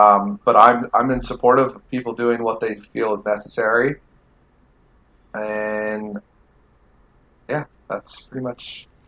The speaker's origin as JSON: {"language": "English", "country": "United States", "said": "As an American, it's pretty tough."}